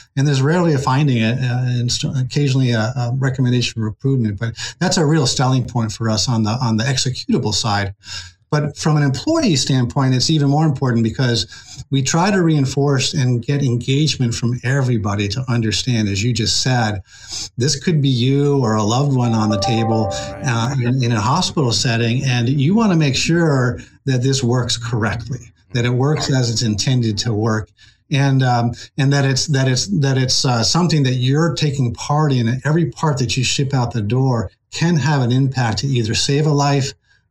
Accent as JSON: {"language": "English", "region": "Rhode Island", "country": "United States", "tie": "born or raised there", "also_born_or_lived": "Wallingford, Connecticut", "moved": "as an adult", "lives_now": "Massachusetts, United States", "said": "Rhode Island is the place where I kind of, my formative years, where I grew up and enjoyed the Narragansett Bay"}